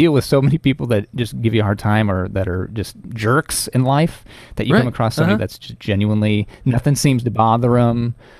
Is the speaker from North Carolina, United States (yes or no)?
no; Illinois, United States; We were born and raised in Central Illinois, as I was.